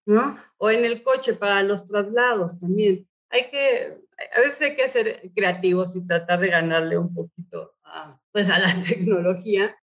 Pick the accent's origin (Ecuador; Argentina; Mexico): Mexico; also born or lived in United States; Yo nací em, en Estados Unidos, pero he vivido toda mi vida en México.